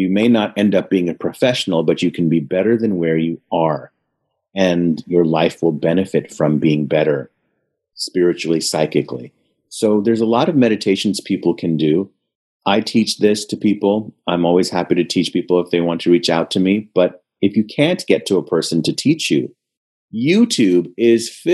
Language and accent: English; India; I'm Indian and my family's in India